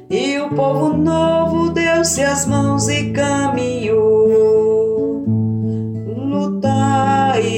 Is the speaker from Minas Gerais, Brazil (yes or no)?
no; Orós, Ceará, Brazil; now in Goiânia, Brazil; Sou cearense, natural de Oróis, né, no sertão do Ceará. Filha de agricultores, com muito orgulho. Hoje moro em Goiânia.